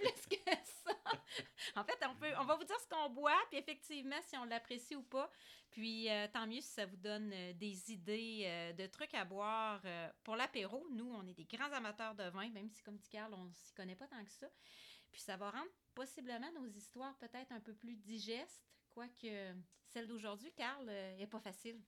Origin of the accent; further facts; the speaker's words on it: Quebec City, Quebec, Canada; on vient de Québec, alors on connaît ça, l'ancienne Lorette